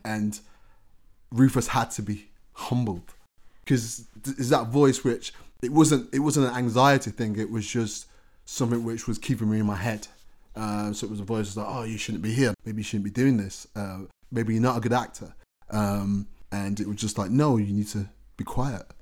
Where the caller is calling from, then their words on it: Birmingham, West Midlands, United Kingdom; I was calling from Birmingham.